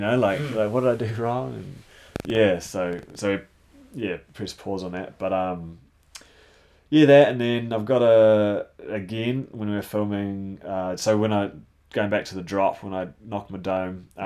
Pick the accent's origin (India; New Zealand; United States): New Zealand; I was from New Zealand